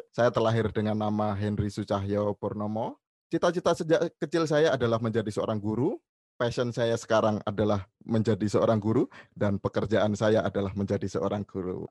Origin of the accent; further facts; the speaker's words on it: Java, Indonesia; kita orang Jawa